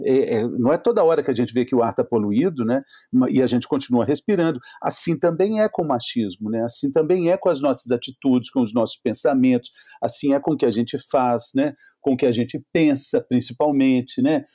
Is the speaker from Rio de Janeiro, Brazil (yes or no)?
no; Minas Gerais, Brazil; eu sou mineiro